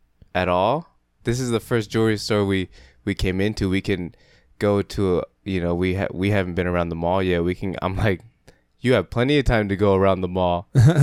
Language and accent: English; United States; I'm American.